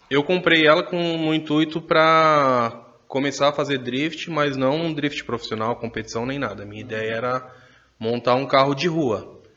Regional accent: São Paulo, Brazil; now in Minas Gerais, Brazil; E sou de Minas, sou natural de São Paulo, tô morando em Minas, que é por conta de trabalho, já faz desde 2007 para lá.

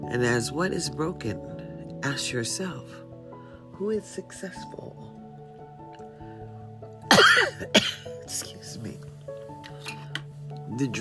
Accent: Mississippi, United States; I was born in Mississippi

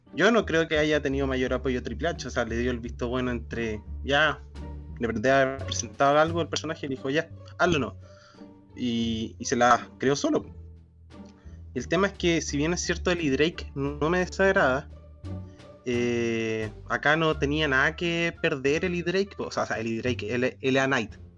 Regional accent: Araucanía, Chile

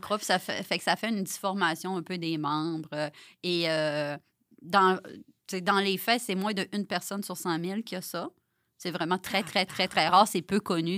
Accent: Saguenay, Quebec, Canada; je viens du Saguenay

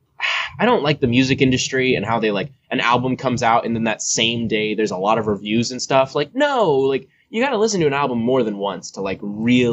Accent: California, United States; moved away; California, my hometown of California

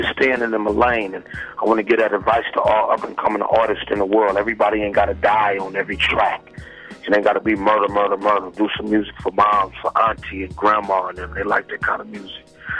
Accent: San Francisco, California, United States; I'm from San Francisco

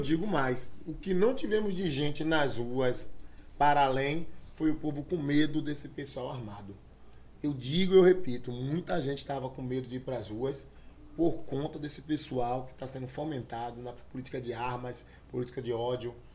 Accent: Bahia, Brazil; enquanto negros, enquanto baianos

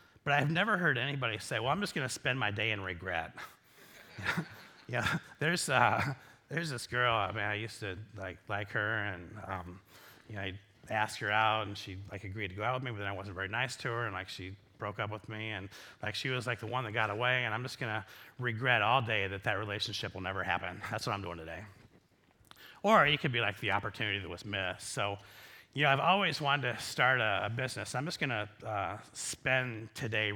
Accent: Iowa, United States; I'm from Iowa

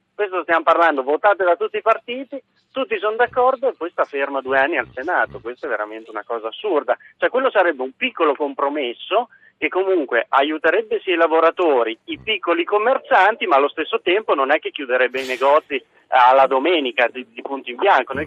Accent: Modena, Emilia-Romagna, Italy; Io sono ad esempio di Modena, io sono emiliano

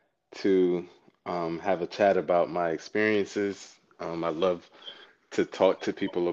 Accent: Durham, North Carolina, United States; But yeah, so from Durham, you know, I grew up in Durham fully. I went to Hillside.

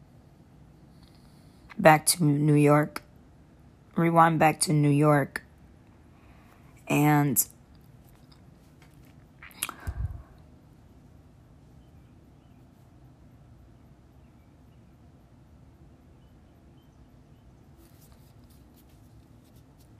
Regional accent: Khambhat, Gujarat, India; I was born on November 1st, 1986 in Cambay, India.

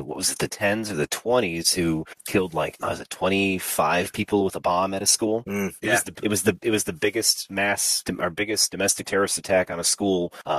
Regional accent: United States; I'm from America, bro.

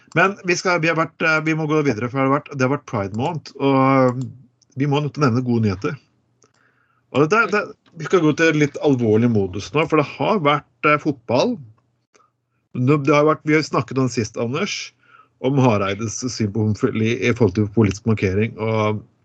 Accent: Eastern Norway, Norway; moved away; som østlending. Så vokser du nesten opp som en eh, litt sånn danskofil

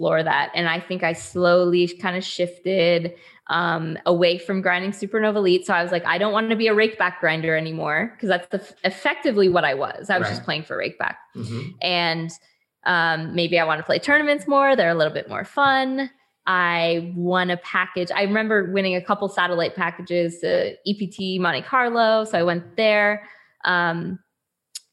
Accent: Canada; I'm Canadian

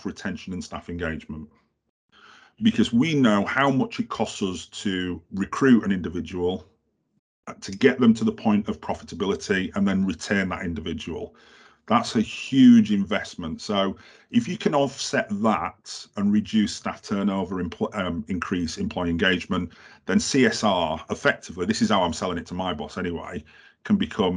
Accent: Halifax, Yorkshire and the Humber, United Kingdom; I'm from Halifax.

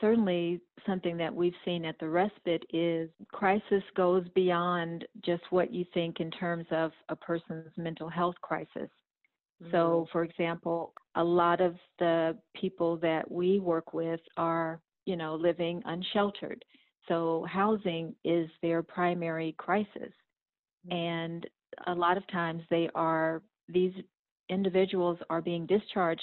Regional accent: Houston, Texas, United States; I'm from Houston, Texas, and I work as respite team lead at a peer-run crisis respite here in Houston

